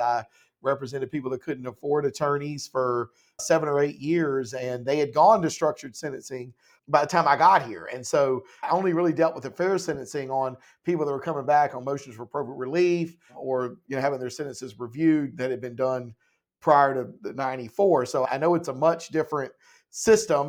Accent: Laurinburg, North Carolina, United States; I'm from Laurinburg

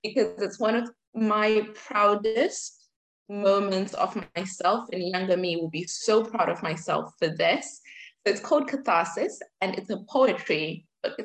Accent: Zimbabwe; now in United Kingdom; I'm Zimbabwean, I was born in Zimbabwe

